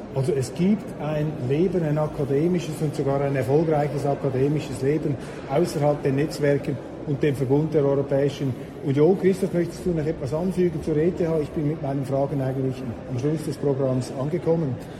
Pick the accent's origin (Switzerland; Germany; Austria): Switzerland; Wir Schweizer